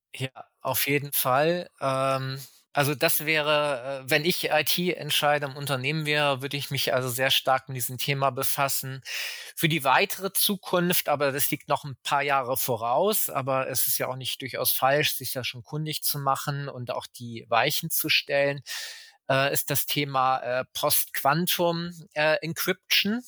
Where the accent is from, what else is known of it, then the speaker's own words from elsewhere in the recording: Germany; ich selbst lebe auch in Deutschland, bin auch Deutscher